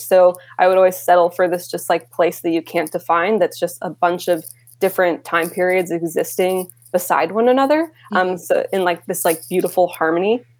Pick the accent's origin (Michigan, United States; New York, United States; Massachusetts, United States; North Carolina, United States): New York, United States; Rochester; now in Brooklyn, New York, United States; I grew up in Rochester, New York, which is the birthplace of Kodak